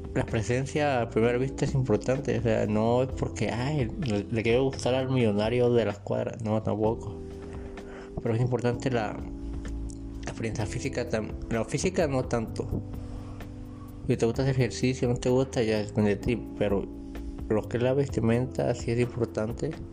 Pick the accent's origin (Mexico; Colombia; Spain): Mexico; Colima; yo soy de Colima, en México